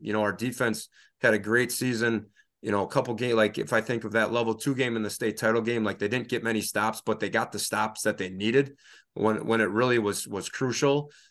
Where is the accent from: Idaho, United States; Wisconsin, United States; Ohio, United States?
Wisconsin, United States; Reedsville; also born or lived in Stevens Point, Wisconsin / Oshkosh, Wisconsin; I grew up in Reedsville, Wisconsin, uh, Northeast Wisconsin, small town, thousand people, grew up on a dairy farm